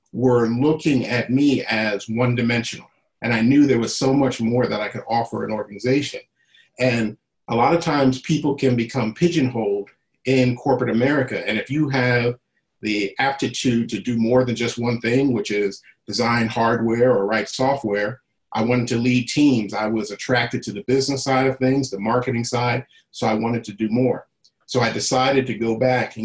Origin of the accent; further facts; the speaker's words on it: New Jersey, United States; moved away as an adult; I'm originally from South Jersey. I spent most of my time in South Jersey, probably up until about 30 years old. So, you know, elementary school, high school, other than going away to college, I was in New Jersey the first 30 years of my life